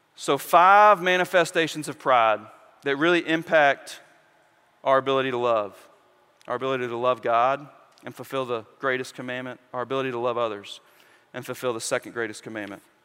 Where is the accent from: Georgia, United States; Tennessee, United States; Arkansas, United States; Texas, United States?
Arkansas, United States; West Memphis; I, I grew up in West Memphis